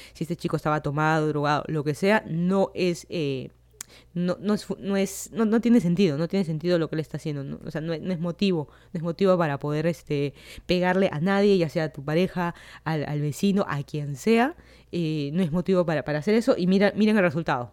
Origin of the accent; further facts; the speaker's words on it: Lima, Peru; moved away as an adult; now in Miami, United States; yo soy de Lima, Perú. Me mudé hace casi dos años de Lima hacia Miami para hacer mi maestría